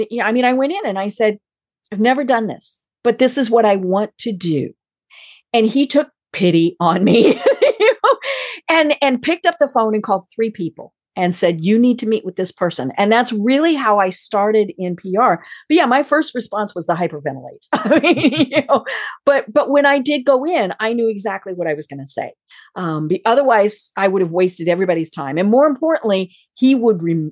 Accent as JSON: {"language": "English", "region": "Colorado", "country": "United States", "said": "I'm from Colorado"}